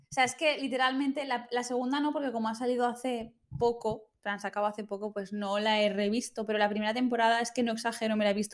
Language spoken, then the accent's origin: Spanish; Valencian Community, Spain; Como buenas valencianas que somos.